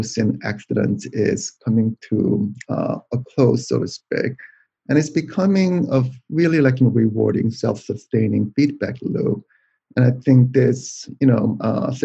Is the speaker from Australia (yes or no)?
no; South Korea; moved away as an adult; now in United States; I was born in South Korea, and I came to the United States to go to graduate school